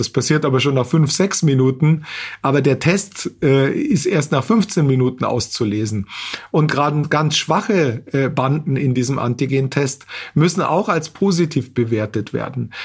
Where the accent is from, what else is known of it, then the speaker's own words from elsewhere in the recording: Austria; bei uns in Österreich